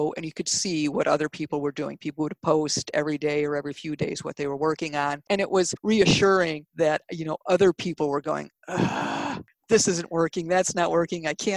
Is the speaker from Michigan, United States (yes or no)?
yes; Detroit, Michigan, United States; I grew up in Detroit, the Detroit area